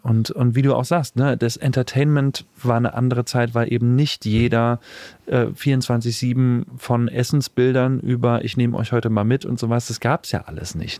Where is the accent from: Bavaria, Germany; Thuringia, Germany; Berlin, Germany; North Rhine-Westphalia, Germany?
Thuringia, Germany; Weimar; ich bin in Weimar aufgewachsen